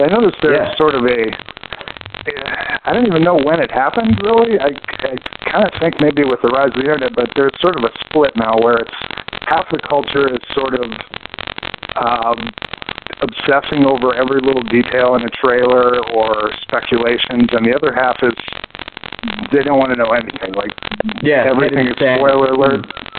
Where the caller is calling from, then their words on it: Chicago, Illinois, United States; from Chicago.